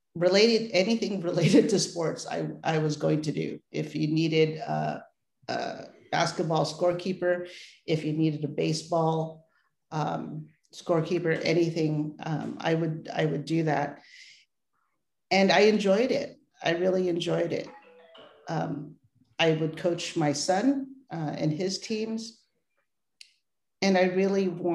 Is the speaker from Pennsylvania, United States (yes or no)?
no; San Francisco, California, United States; also born or lived in Philippines; Landed right in San Francisco on the outskirts of the city by the Pacific Ocean and Ocean Beach. So and have been here ever since.